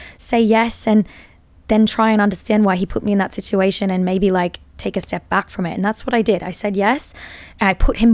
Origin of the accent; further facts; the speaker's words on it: Australia; we're both Australian